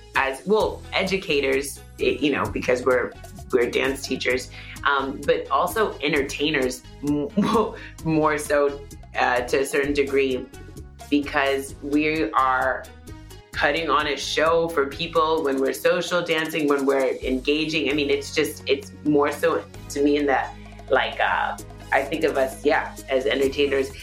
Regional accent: Houston, Texas, United States; I was born and raised in Houston, Texas

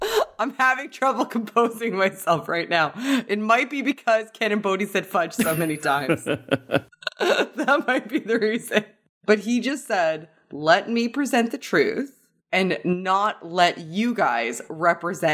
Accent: Canada; I'm from Canada

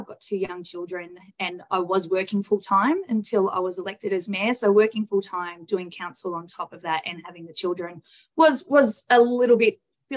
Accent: Bendigo, Victoria, Australia; also born or lived in Macedon Ranges; From Central Victoria, born and bred in Bendigo

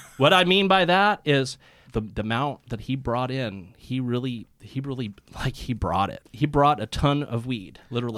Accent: Santa Cruz, California, United States; Santa Cruz, which is where I'm from

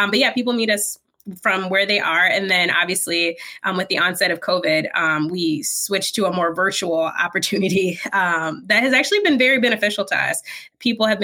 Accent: Lansing, Michigan, United States; also born or lived in Ann Arbor, Michigan / Flint, Michigan; I'm from Lansing

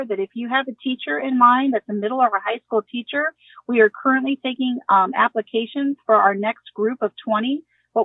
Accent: Ohio, United States; I'm from Ohio

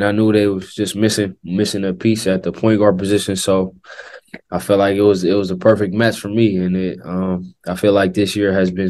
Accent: Oakland, California, United States; moved away as an adult; growing up on the West Coast, growing up in the Bay Area

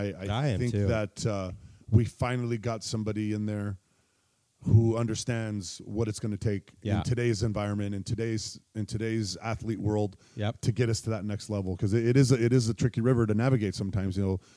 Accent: Ontario, California, United States; also born or lived in San Diego, California / Veracruz, Mexico / Baldwin Park, California; So I grew up in Ontario, California. After we lived in Mexico, my parents moved to L.A. again. And then we moved to Baldwin Park just for like, you know, just months at a time.

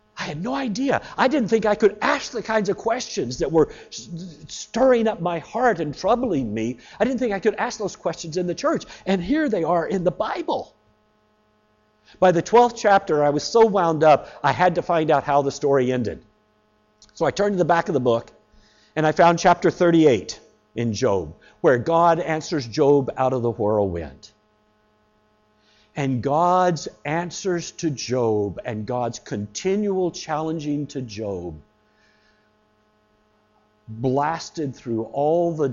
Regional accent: the American South, United States; I was growing up in the American South.

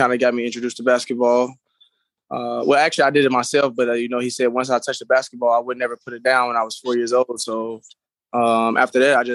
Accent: North Carolina, United States; moved away; I'm from North Carolina.

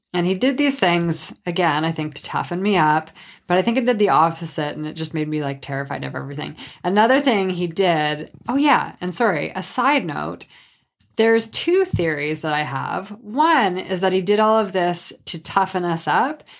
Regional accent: Sault Ste. Marie, Ontario, Canada; I'm from Sault Ste. Marie, Ontario, which is on Lake Superior

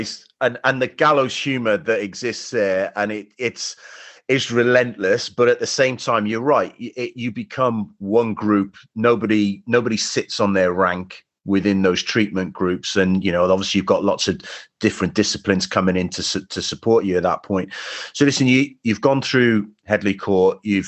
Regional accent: Cardiff, Wales, United Kingdom; being a boy from Cardiff, being in Welsh

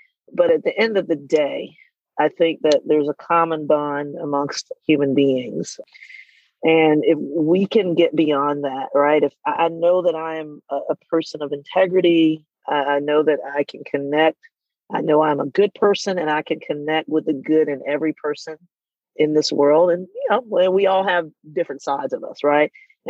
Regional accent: Southern US, United States; You know, growing up in the Bible Belt, in a very religious family, you know, and not really seeing people who were like me, right?

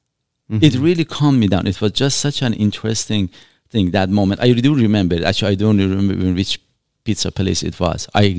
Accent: Shiraz, Fars, Iran; And trust me, I did not come here for the weather. I'm coming from Shiraz in Iran. Beautiful, beautiful weather, like California, if not better, in all honesty.

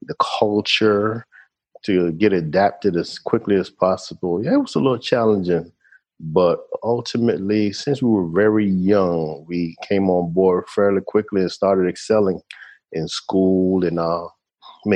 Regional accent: Washington, District of Columbia, United States; moved away as an adult; now in Panama; we grew up in Washington, D.C., graduated high school

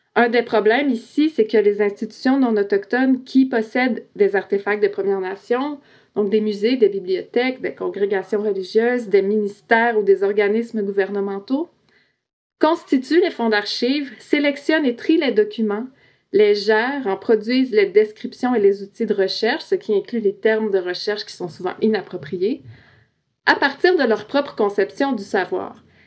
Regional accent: Quebec, Canada; Je suis québécoise, je suis non autochtone

